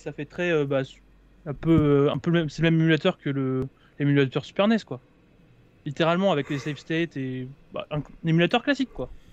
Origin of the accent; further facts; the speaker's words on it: Houilles, Île-de-France, France; moved away as an adult; also born or lived in Nantes; je suis, de Houille. Là je pars à Nantes travailler, mais jusqu'à oh. présent j'étais de Houille.